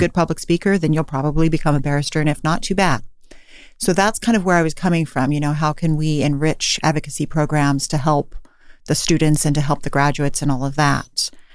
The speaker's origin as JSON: {"language": "English", "town": "Davis", "region": "California", "country": "United States", "moved": "yes", "lives_now": "San Francisco, United States", "said": "I'm from Davis, California originally"}